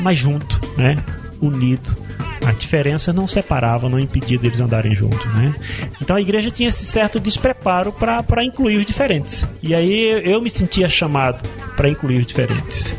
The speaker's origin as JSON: {"language": "Portuguese", "town": "Recife", "region": "Pernambuco", "country": "Brazil", "moved": "as an adult", "lives_now": "Curitiba, Brazil", "said": "Eu sou pernambucano, sou de Recife."}